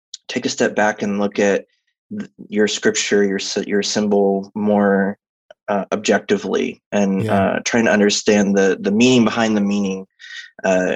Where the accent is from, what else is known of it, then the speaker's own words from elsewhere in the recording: Texas, United States; I was raised as a Southern Baptist. So I'm from Texas